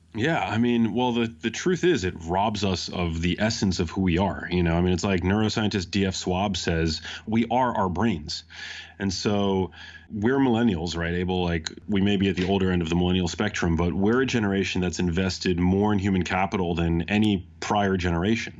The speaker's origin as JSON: {"language": "English", "town": "New York City", "region": "New York", "country": "United States", "tie": "born or raised there", "said": "I grew up in New York City"}